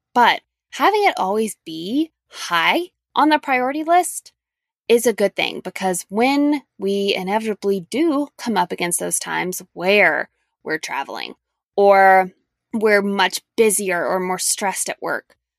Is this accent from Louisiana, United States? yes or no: yes; Louisiana, United States; moved away; a long trip to my hometown in Louisiana